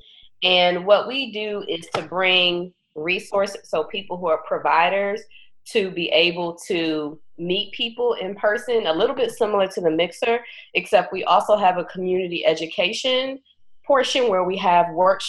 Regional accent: Southern Maryland, United States; now in Chicago, United States; I'm originally from Southern Maryland. I'm originally a country girl.

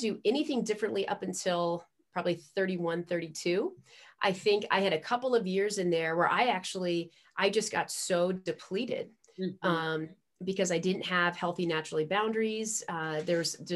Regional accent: Northern Virginia, United States; I was born in Northern Virginia

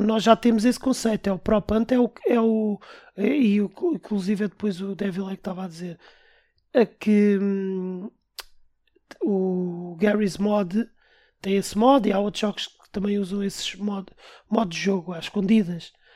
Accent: Portugal; Nós somos portugueses

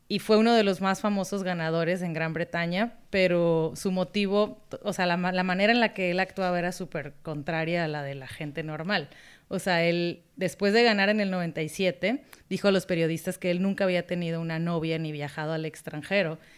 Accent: Mexico; now in United States; yo como mexicana lo compraba y me decían, no te lo van a dar porque eres mexicana.

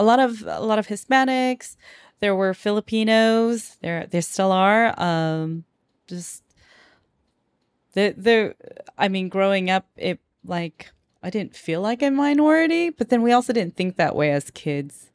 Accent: Moreno Valley, California, United States; moved away; also born or lived in Perris, California; my parents, um, just chose Moreno Valley

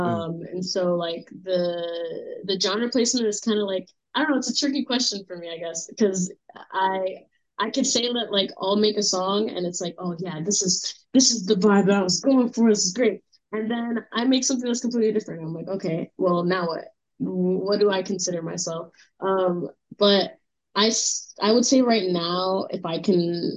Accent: New York City, New York, United States; I'm born and raised from Brooklyn, New York

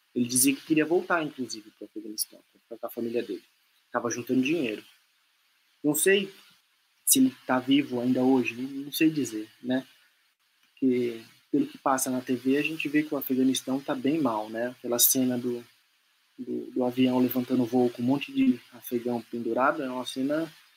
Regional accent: Brazil; nós somos brasileiros não porque nós nascemos aqui, mas porque a maior parte das nossas memórias afetivas estão nesse país

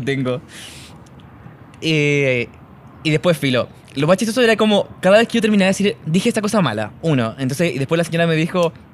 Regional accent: El Monte, Santiago Metropolitan Region, Chile; yo soy de El Monte, que, pero siempre voy a decir Taragante, que es un pueblito

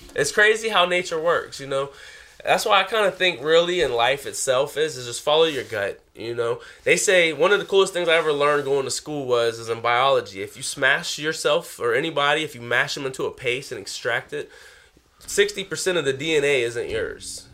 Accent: South Carolina, United States; I'm from South Carolina. Everything's flat

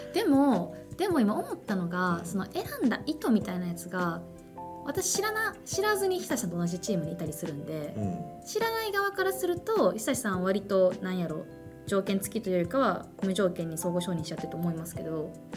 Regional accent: Kansai, Japan; moved away as an adult; たまたま私関西から来てるんで、うん、関西組で

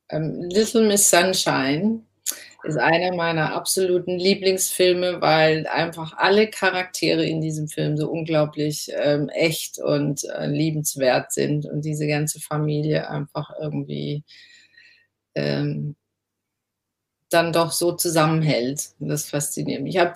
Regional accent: Southern Germany, Germany; also born or lived in Cologne; Ja, ich komme ja aus dem Süden und habe sehr lange in Köln gewohnt

